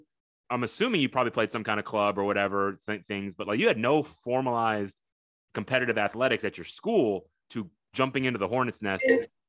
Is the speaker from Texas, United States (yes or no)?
yes; Texas, United States; also born or lived in Tokyo, Japan; I grew up in Texas.